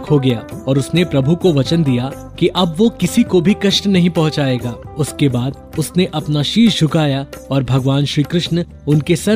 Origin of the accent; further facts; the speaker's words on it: Varanasi, Uttar Pradesh, India; काशी में पले बड़े होने की वजह से मुझे बहुत बार ये सौभाग्य मिला कि मैं नाग नथैया को बहुत ही करीब से देखूं।